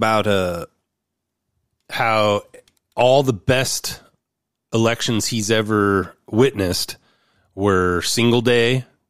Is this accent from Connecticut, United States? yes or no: no; Oregon, United States; My home state, Oregon.